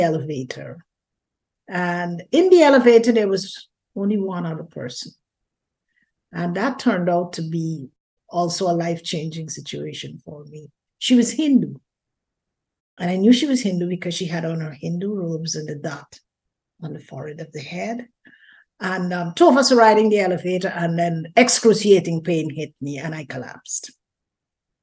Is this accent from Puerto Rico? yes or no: no; Guyana; moved away as an adult; also born or lived in London, United Kingdom; I was born in Guyana, South America, raised there, and got married